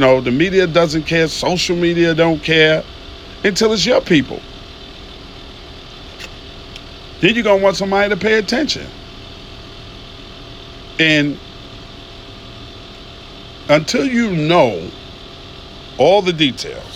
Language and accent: English; New York City, New York, United States; now in Atlanta, United States; I'm from Queens, New York